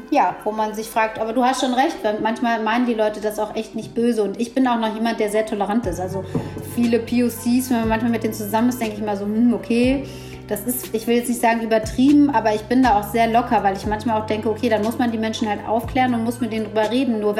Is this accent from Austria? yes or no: no; Ethiopia; born there; Dann sage ich, ja, ich bin in Äthiopien geboren.